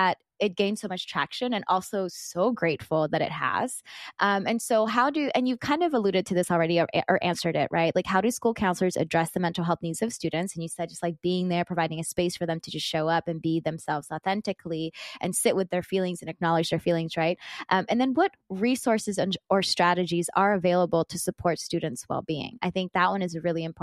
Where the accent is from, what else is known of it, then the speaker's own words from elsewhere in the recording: Philippines; being Filipino